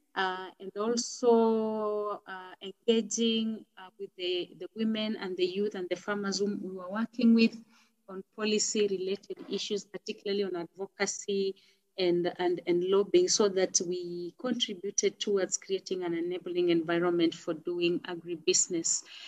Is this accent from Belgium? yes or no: no; Kenya; I am a Kenyan. Uh, I live in Nairobi